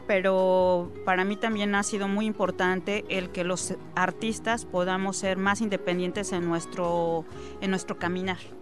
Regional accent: State of Mexico, Mexico; now in Campeche, Mexico; soy nacida en el Estado de México, tengo 20 años viviendo ya en el Estado de Campeche

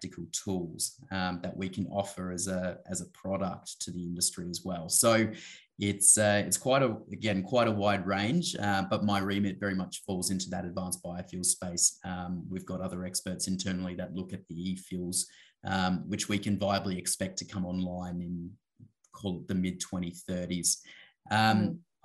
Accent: Western Australia, Australia; I was fortunate to grow up and actually have some very sort of close experiences with some of the native title owners of various parts of Western Australia

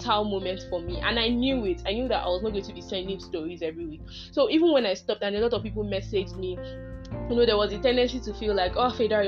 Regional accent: Nigeria; as a Nigerian

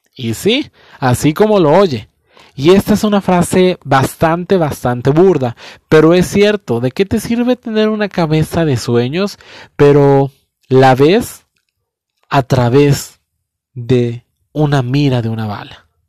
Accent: Mexico

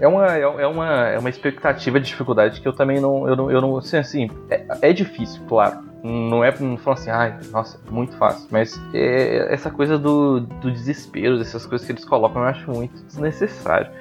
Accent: Minas Gerais, Brazil; now in São Paulo, Brazil; eu sou de outro estado, né? sou lá de Binas então é, imagina, bicho, você saiu de uma cidade pequenininha

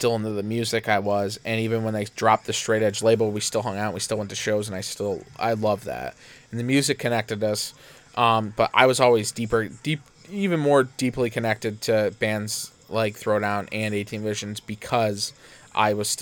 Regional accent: Canastota, New York, United States; living, growing up in Canastota, 25, 35 minutes away from Syracuse

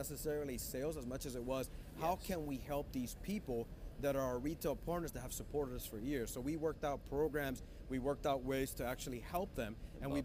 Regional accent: Honduras; being from Honduras myself

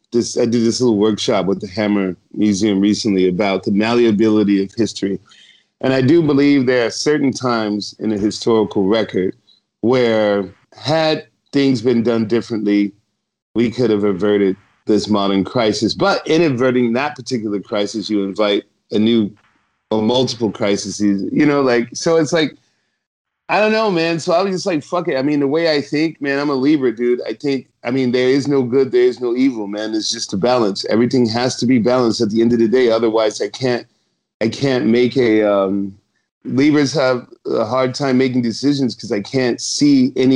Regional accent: Scotland, United Kingdom; Being a Scotsman, I mean, you know how, you know, after the, what was it, the Battle of Glen?

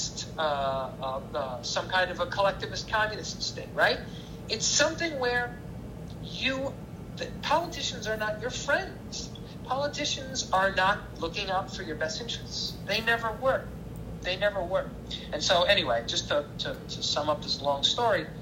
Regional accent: United States; moved away; I'm an American

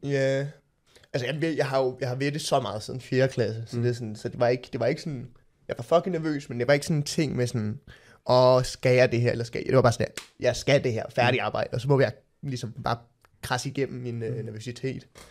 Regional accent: Copenhagen, Capital Region of Denmark, Denmark; jeg voksede op på Østerbro, gået på Sortedamskolen

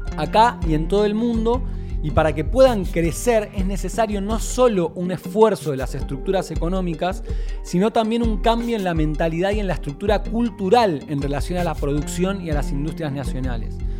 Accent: Argentina; nuestro país

